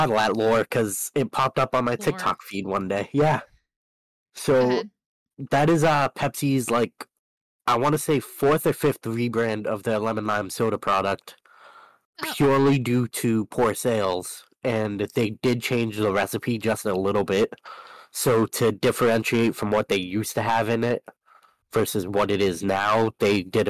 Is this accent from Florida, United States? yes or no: no; Wyoming, United States; That's right, it's we're from Wyoming.